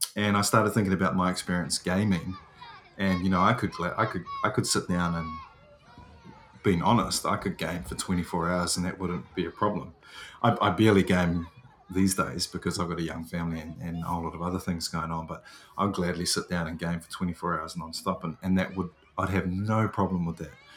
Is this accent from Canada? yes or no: no; New Zealand; I'm New Zealanders.